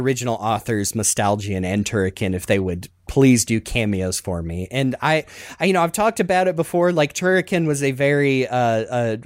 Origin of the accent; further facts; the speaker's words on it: Southern, United States; accent: Southern; my Southern accent